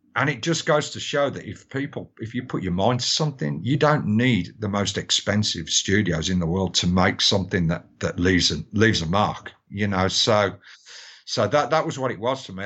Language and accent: English; Birmingham, West Midlands, United Kingdom; I was born in Great Bar and Aston